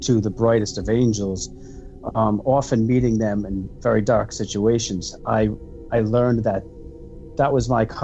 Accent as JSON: {"language": "English", "region": "Rhode Island", "country": "United States", "said": "I'm from Rhode Island"}